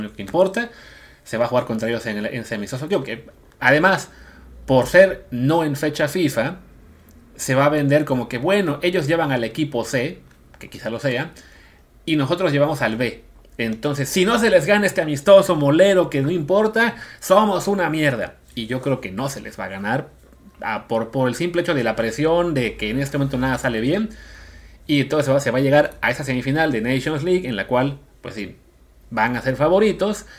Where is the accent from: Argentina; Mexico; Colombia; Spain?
Mexico